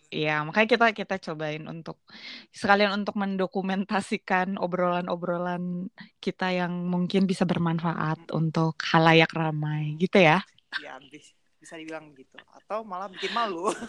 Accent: Bandung, West Java, Indonesia; susah sih soalnya gue orang Batak sebenarnya Batak Karo

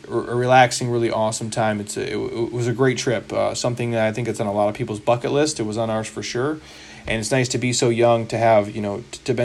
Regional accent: United States; I'm from here, so obviously I'm biased, but I'm an American dude, you know, through and through

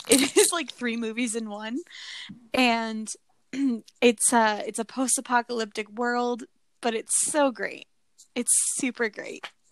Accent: near Fort Carson, Colorado, United States; I grew up near Fort Carson.

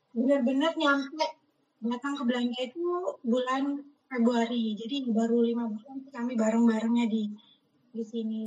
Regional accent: Indonesia; moved away; sebagai orang Indonesia yang di perkantoran

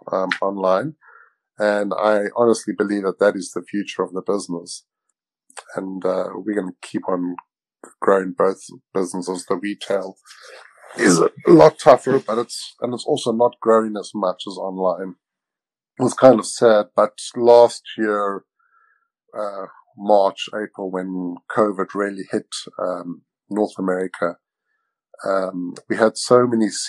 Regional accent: South Africa; moved away as an adult; now in Victoria, Canada; I'm originally from South Africa, and I've been in Canada for the past 20 years.

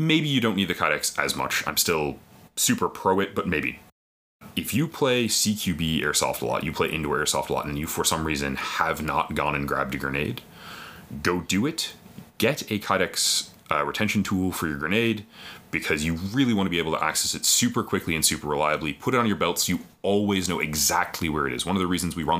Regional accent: Canada; we're Canadian

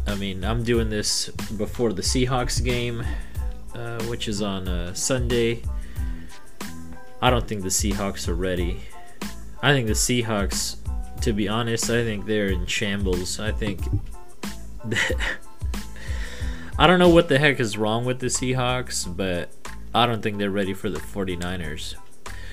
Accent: Bay Area, California, United States; also born or lived in Massachusetts; I'm born and raised in the Bay Area

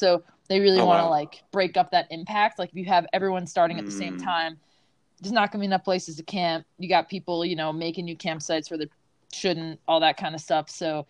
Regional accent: Long Island, New York, United States; When I was a kid, I'm from Long Island. Don't really have that much of an accent anymore. so I grew up on Long Island

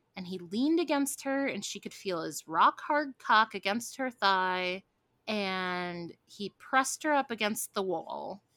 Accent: Midwest, United States; I grew up in the Midwest

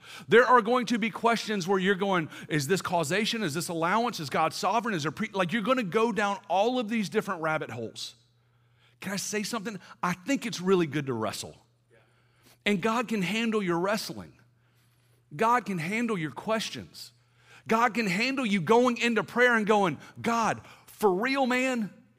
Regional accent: the South, United States; now in Atlanta, United States; I'm from the South, right? I don't know what y'all consider DC, but I'm like deep South.

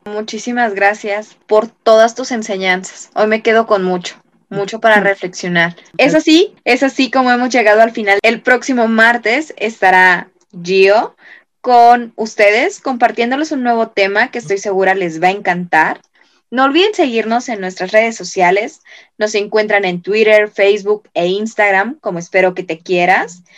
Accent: Mexico; nosotros como mexicanos

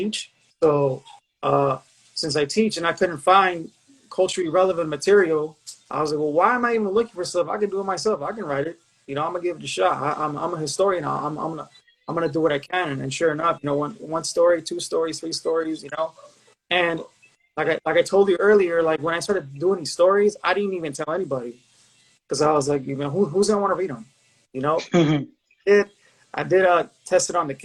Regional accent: Los Angeles, California, United States; I grew up in the San Fernando Valley, specifically Pacoima

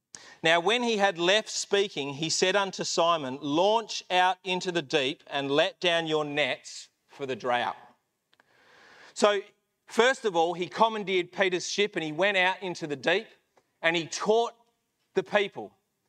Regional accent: Melbourne, Victoria, Australia; moved away as an adult; But when I came over here when I was 18 from Melbourne, it didn't work out with a girl.

